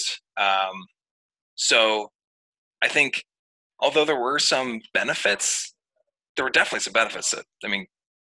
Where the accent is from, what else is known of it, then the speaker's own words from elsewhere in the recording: Maine, United States; I'm from Maine